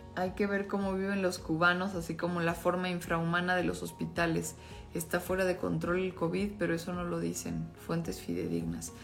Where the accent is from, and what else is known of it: Mexico